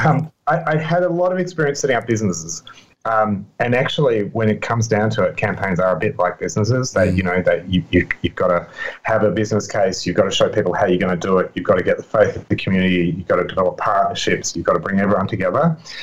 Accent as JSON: {"language": "English", "country": "Australia", "said": "I'm Australian"}